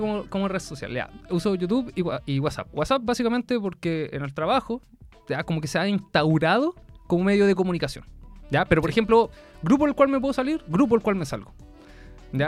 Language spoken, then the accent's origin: Spanish; Viña del Mar, Valparaíso, Chile; now in Concepción, Chile; yo soy de Viña del Mar, acá en Conce